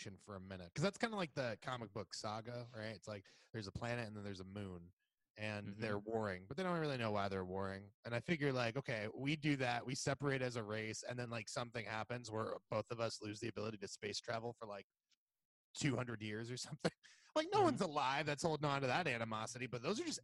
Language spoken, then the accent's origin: English; Puerto Rico; now in Los Angeles, United States; I'm from Puerto Rico